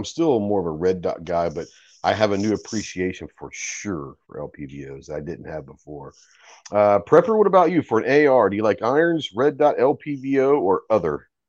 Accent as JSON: {"language": "English", "region": "New York", "country": "United States", "said": "And I'm a New Yorker, but New Haven, Connecticut has some of the best."}